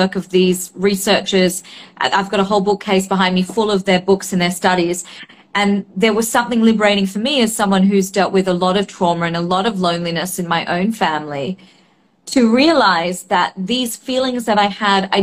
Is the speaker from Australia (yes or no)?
yes; Australia; I grew up in Australia